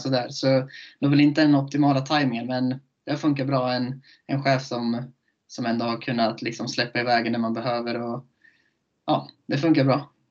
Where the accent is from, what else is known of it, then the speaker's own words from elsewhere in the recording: Köping, Västmanland, Sweden; moved away; jag är från Köping